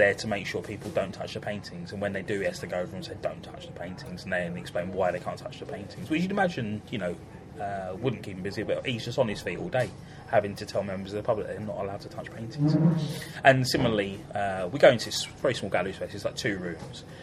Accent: London, United Kingdom; growing up in Camberwell

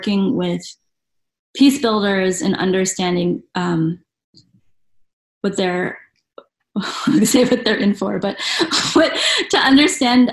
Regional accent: United States; being an American representative

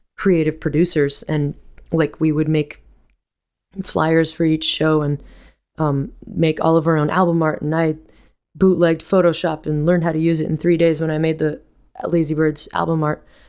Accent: Vermont, United States; moved away; I grew up in Vermont with my with music all around me in my house

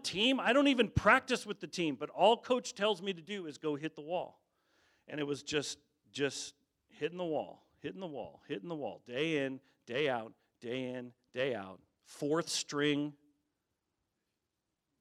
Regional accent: Colorado, United States; I grew up in Colorado

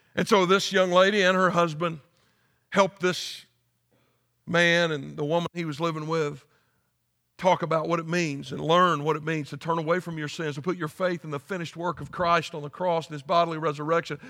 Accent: United States; moved away; I just started teaching a philosophy and worldview class at Anderson University in my home state

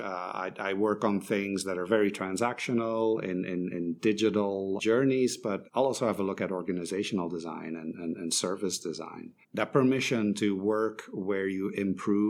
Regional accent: Belgium; moved away as an adult; also born or lived in Shanghai, China; I'm originally from Belgium

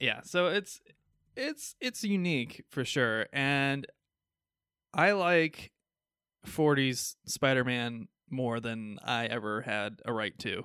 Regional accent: Midwest, United States; accent: Midwestern; my Midwestern accent

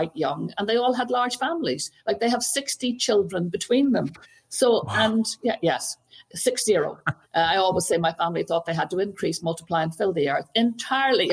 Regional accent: Belfast, Northern Ireland, United Kingdom; now in Roscommon, Ireland; I grew up, as you know, in Belfast

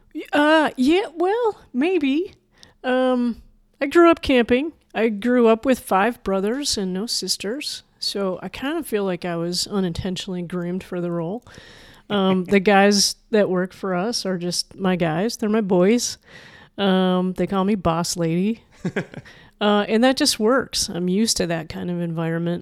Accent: Manitoba, Canada; also born or lived in Chicago; now in Pacific Northwest, United States; I'm a Canadian prairie kid

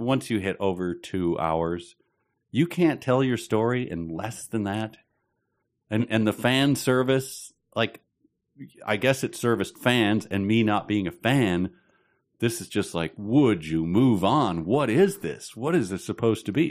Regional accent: Chicago, Illinois, United States; I'm from Chicago

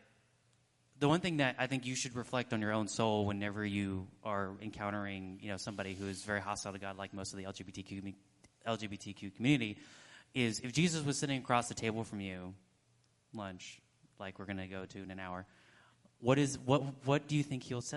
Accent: Texas, United States; I'm a Texan

